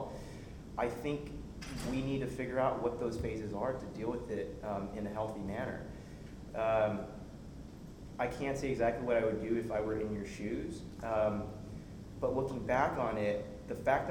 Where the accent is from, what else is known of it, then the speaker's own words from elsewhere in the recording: Yorba Linda, California, United States; Growing up in Yorba Linda, California